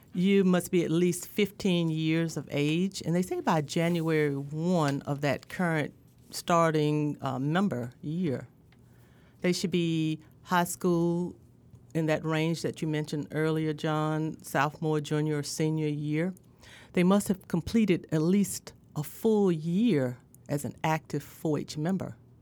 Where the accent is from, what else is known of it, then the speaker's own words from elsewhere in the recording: Indianola, Mississippi, United States; also born or lived in Greenville, Mississippi / Starkville, Mississippi; I'm from Indianola, Mississippi, born and bred